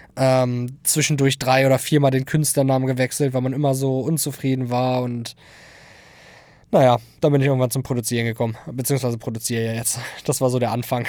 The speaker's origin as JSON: {"language": "German", "town": "Hildesheim", "region": "Lower Saxony", "country": "Germany", "said": "komme aus dem wunderschönen Niedersachsen, um es genau zu sagen, Hildesheim"}